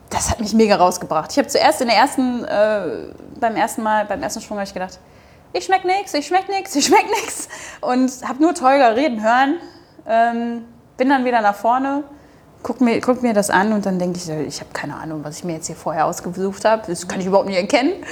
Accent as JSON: {"language": "German", "region": "Hamburg", "country": "Germany", "said": "ich bin in Hamburg, ich komme aus Hamburg"}